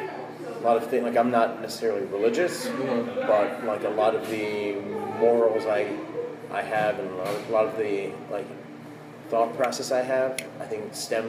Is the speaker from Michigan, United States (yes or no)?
yes; Detroit, Michigan, United States; moved away as an adult; also born or lived in Houston, Texas / San Francisco; now in New York, United States; I was born in Houston, and then my family moved to Detroit after a year.